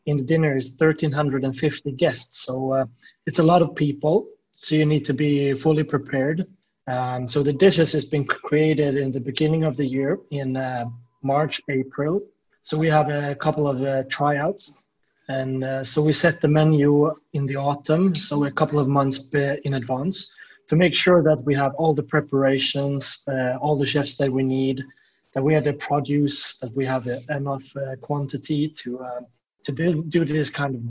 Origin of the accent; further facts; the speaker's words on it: southern Sweden, Sweden; moved away as an adult; now in Stockholm, Sweden; I'm from Sweden, and I'm currently located in Stockholm, but I'm from the southern part of Sweden. I've been here in Stockholm for about 10 years now